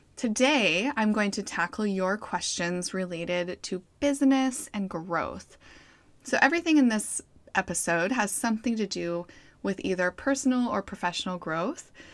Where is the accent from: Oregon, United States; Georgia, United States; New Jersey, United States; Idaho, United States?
Idaho, United States; Boise; moved away; staying in Idaho, where I'm from, I'm from Boise